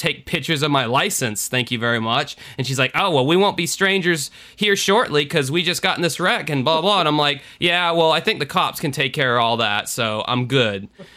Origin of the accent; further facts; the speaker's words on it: United States; as an American